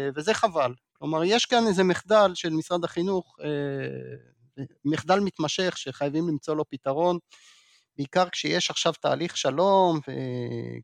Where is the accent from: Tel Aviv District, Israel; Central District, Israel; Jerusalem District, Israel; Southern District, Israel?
Jerusalem District, Israel; Jerusalem; אני אגב ירושלמי במקור